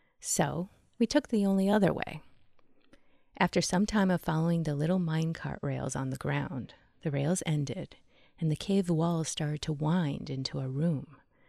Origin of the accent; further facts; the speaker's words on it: South Dakota, United States; I grew up in South Dakota near the Black Hills